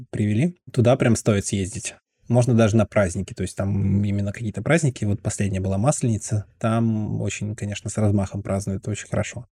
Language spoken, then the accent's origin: Russian; Veliky Novgorod, Novgorod Oblast, Russia; я коренной новгородец. Я прям родился и как бы не пытался куда-то переехать, все равно живу здесь всю жизнь.